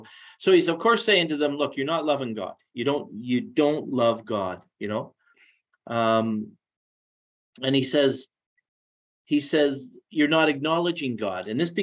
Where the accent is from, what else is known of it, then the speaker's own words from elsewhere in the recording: Los Angeles, California, United States; I'm from Los Angeles. It's back on the 5th, 6th page of the newspaper.